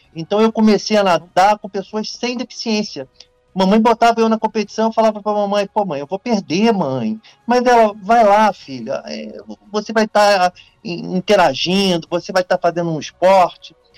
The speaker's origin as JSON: {"language": "Portuguese", "town": "Niterói", "region": "Rio de Janeiro", "country": "Brazil", "also_born_or_lived": "São Gonçalo", "said": "Eu sou de Niterói e, e Niterói e São Gonçalo, né? Fronteira aqui as duas cidades."}